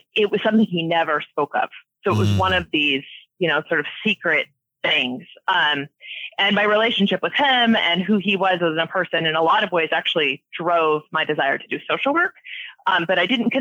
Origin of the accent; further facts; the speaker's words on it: Washington, United States; I've been here my whole life